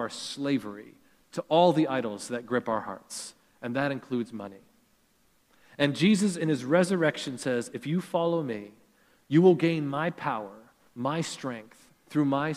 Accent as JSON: {"language": "English", "country": "Canada", "tie": "born or raised there", "said": "growing up in Canada"}